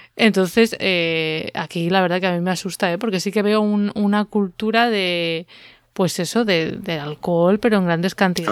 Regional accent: Valladolid, Castile and León, Spain; en Valladolid, que es de donde yo soy, o donde me crié

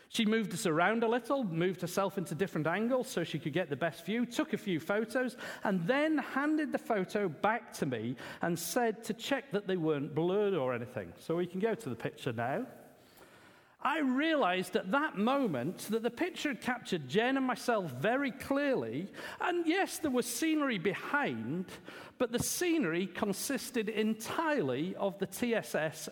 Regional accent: England, United Kingdom; being an Englishman

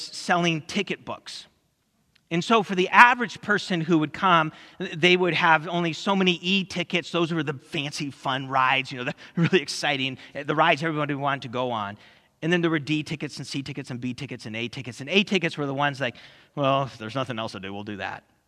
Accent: California, United States; growing up in California

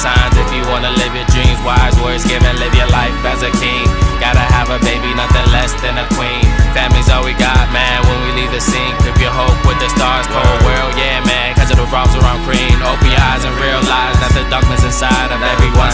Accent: Broward County, Florida, United States; I'm just came from Broward

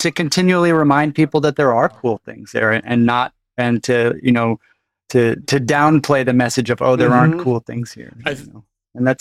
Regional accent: North Dakota, United States; also born or lived in Vermont; now in Hawaii, United States; I grew up in North Dakota, and then had been living in Vermont and New England for the last several decades

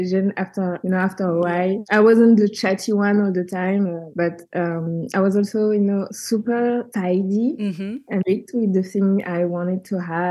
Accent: southern France, France; born or raised there; English is a second language; also born or lived in Senegal

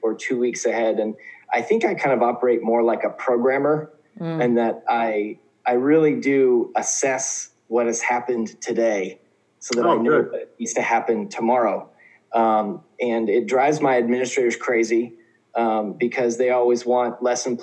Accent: Oklahoma, United States; moved away as an adult; also born or lived in Indiana; now in South Korea; So I'm originally from Oklahoma, and I grew up part of my childhood in Oklahoma, part of my childhood in Indiana

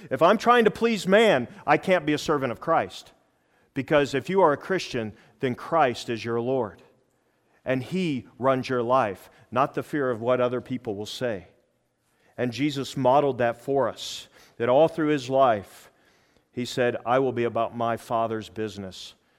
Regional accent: United States; I'm from America

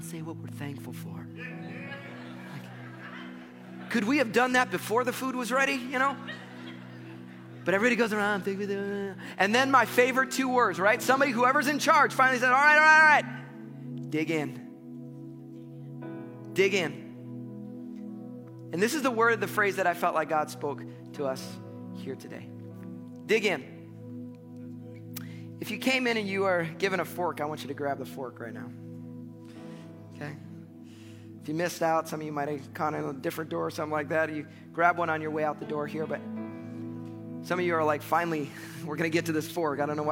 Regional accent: United States; as American Christians

